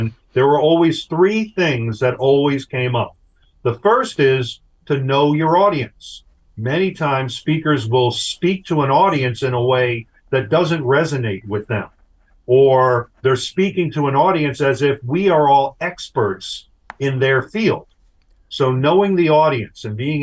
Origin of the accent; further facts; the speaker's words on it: Long Island, New York, United States; When I was a kid growing up on Long Island, New York